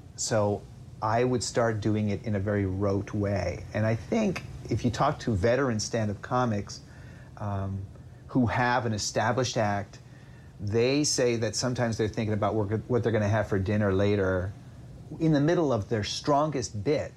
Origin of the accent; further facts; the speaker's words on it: upstate New York, United States; I grew up in mostly in upstate New York.